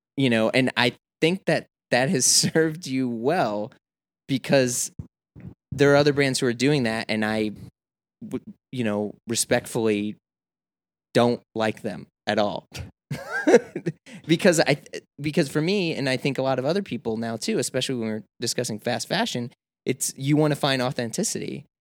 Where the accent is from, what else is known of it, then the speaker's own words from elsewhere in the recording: Midwest, United States; moved away as an adult; now in New York, United States; I come from the Midwest where it's not like I live in cornfields or podunk